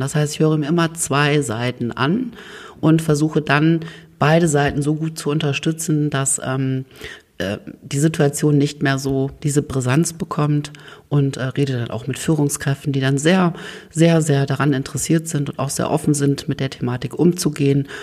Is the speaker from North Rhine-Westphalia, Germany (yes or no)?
no; Oldenburg, Lower Saxony, Germany; also born or lived in Hannover; gebürtiger Oldenburger